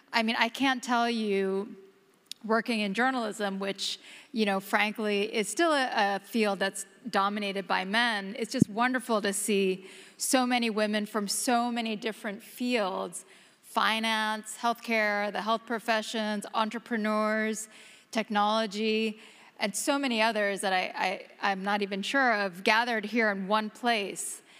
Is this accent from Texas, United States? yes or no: yes; Houston, Texas, United States; now in New York, United States; back in my hometown, the great city of Houston